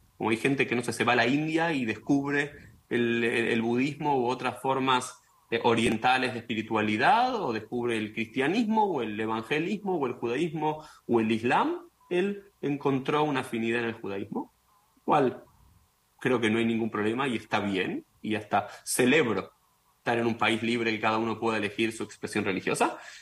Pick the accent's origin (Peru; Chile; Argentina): Argentina; como judío, como argentino, como sionista